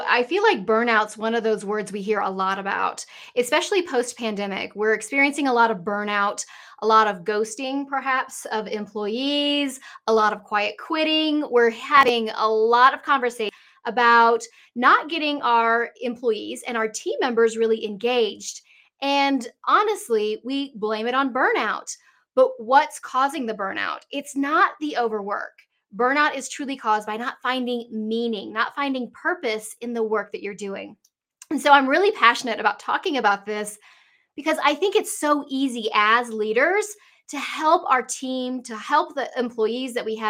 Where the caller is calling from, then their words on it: Asheville, North Carolina, United States; I am here from Asheville, North Carolina. So in the mountains of North Carolina.